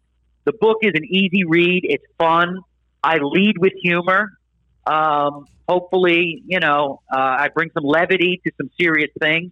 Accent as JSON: {"language": "English", "town": "Philadelphia", "region": "Pennsylvania", "country": "United States", "said": "I'm from Philadelphia"}